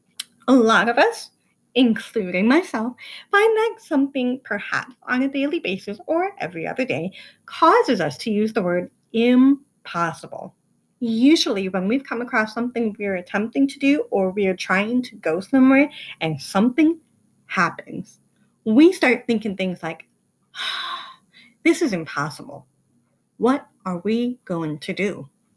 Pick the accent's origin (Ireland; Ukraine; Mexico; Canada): Ireland; I'm Irish and I'm stubborn, so patience is not my best quality.